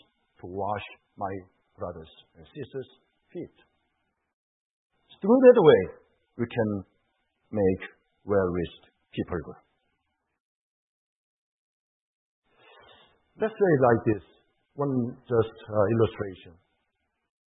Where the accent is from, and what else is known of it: South Korea; moved away